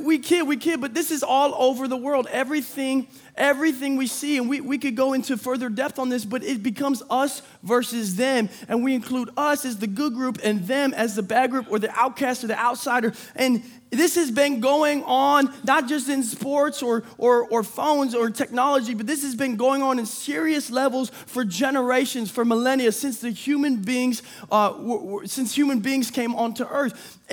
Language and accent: English; Michigan, United States; See, I'm from Michigan, right? I'm a go blue.